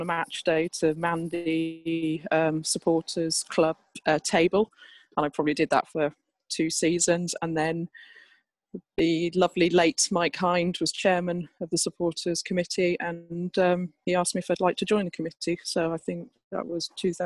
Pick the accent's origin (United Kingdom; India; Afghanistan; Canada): United Kingdom; Berkhamsted, East of England; also born or lived in Bridgend, Wales / Fleet, Hampshire; now in London, United Kingdom; despite my accent, I'm a Bridgend girl and my grandparents on both sides are from the valleys just north of the town. But I was three when we came this side of the River Severn and moved to the southeast of England